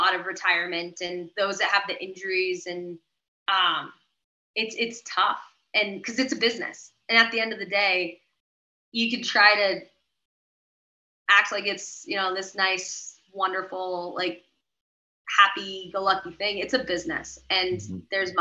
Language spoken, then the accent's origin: English; Sunapee, New Hampshire, United States; I moved home and I rehabbed from Sunapee, New Hampshire.